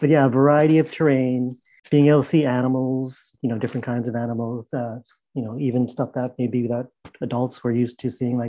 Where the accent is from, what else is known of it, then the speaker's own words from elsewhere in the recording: Burnaby, British Columbia, Canada; Growing up in Vancouver, in Burnaby specifically